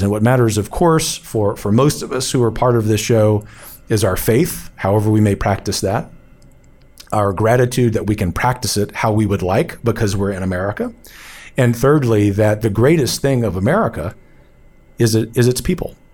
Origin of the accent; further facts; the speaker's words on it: United States; we are American patriots